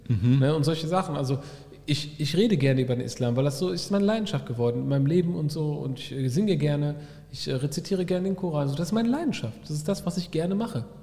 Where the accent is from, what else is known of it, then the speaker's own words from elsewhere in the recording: Bochum, North Rhine-Westphalia, Germany; ich bin in Bochum groß, sondern schon wirklich in der Moschee groß geworden